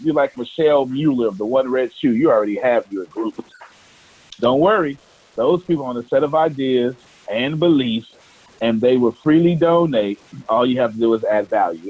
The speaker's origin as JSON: {"language": "English", "region": "Texas", "country": "United States", "said": "I'm from Texas"}